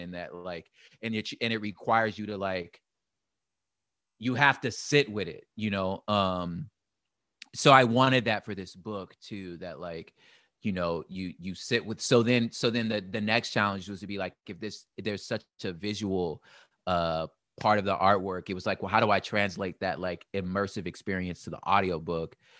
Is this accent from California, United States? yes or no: yes; Los Angeles, California, United States; I'm from L